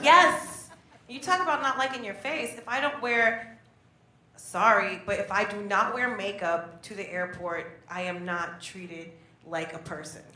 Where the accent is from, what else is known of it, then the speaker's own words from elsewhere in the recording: New Jersey, United States; now in New York, United States; I am from Jersey